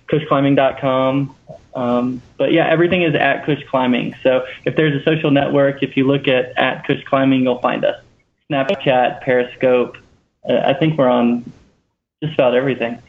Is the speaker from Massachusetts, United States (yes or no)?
no; Louisiana, United States; we're both from Louisiana originally